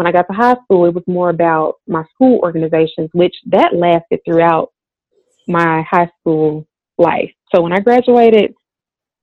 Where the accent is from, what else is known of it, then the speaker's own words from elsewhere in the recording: Forest City, Arkansas, United States; moved away as an adult; also born or lived in Little Rock, Arkansas; growing up in Forest City